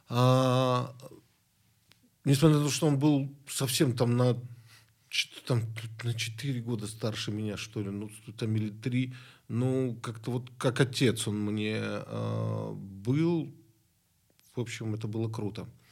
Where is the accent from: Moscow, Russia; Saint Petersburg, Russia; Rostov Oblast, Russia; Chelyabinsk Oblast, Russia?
Rostov Oblast, Russia; Rostov-on-Don; moved away; Я из Ростова-на-Дону